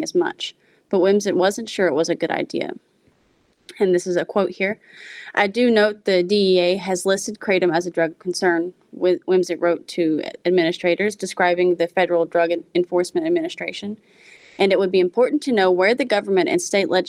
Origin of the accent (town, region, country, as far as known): West Virginia, United States; born or raised there